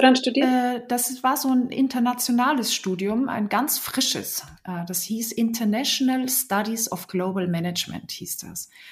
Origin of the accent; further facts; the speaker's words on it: Salzburg Land, Austria; moved away as an adult; now in Bremen, Germany; Ich bin ja in Österreich geboren und aufgewachsen, im schönen Salzburger Land